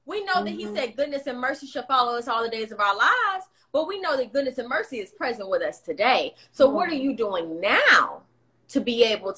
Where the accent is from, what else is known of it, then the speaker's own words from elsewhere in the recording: Atlanta, Georgia, United States; I'm from the South, from Atlanta